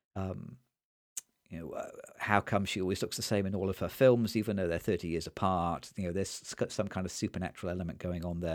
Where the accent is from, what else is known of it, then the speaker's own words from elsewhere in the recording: Nottingham, East Midlands, United Kingdom; when I grew up in Nottingham